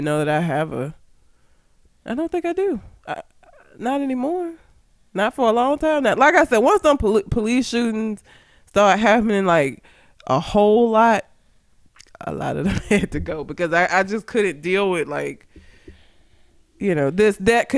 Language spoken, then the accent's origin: English; Talladega, Alabama, United States; I'm from Talladega.